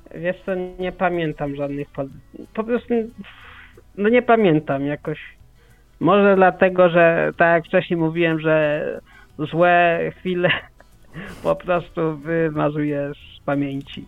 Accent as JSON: {"language": "Polish", "country": "Poland", "said": "Mieszkam tyle lat w Polsce"}